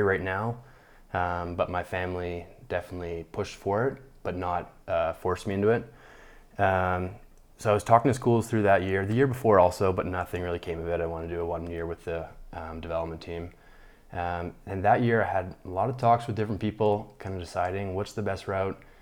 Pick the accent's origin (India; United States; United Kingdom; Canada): Canada; Calgary, Alberta; also born or lived in Toronto, Ontario; born in Toronto, Ontario, but, uh, moved out to Calgary with my family when I was four. So Calgary, Alberta is home. That's where I grew up.